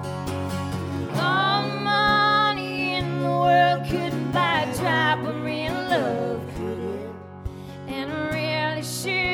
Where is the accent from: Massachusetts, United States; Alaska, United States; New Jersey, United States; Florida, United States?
Massachusetts, United States; Stoughton; my hometown, Stoughton, Massachusetts, where I still live. I went to elementary school at the same elementary schools that my husband went